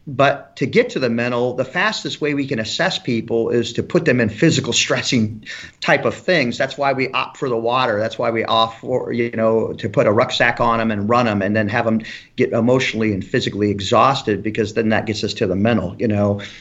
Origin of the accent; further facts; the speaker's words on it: Elkhart, Indiana, United States; moved away as an adult; I grew up in Elkhart, Indiana, close to South Bend, Indiana